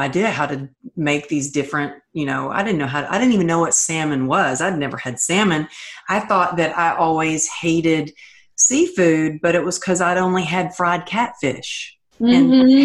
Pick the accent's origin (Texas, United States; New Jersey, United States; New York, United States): Texas, United States; moved away; also born or lived in California; I grew up in Texas